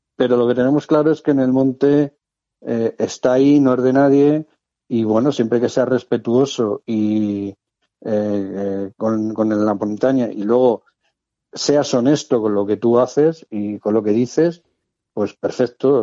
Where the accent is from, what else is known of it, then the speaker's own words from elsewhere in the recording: Madrid, Community of Madrid, Spain; moved away as an adult; now in Cartagena, Spain; Nací en Madrid. Por cuestión de trabajo aprobé las oposiciones de bombero en Cartagena y bueno, pues ya está, llevo ya viviendo 34 o 35 años en Cartagena